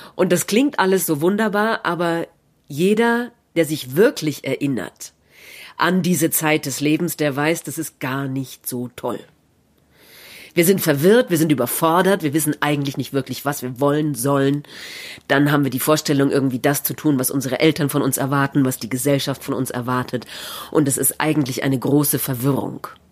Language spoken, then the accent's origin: German; Germany; Märchen aus meiner Heimat